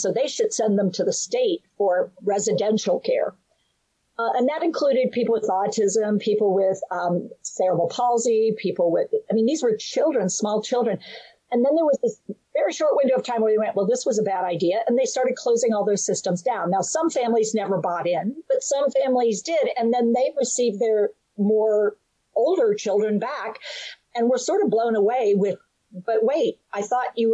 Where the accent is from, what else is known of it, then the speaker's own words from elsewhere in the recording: United States; also born or lived in West Virginia; I'm from North Carolina and West Virginia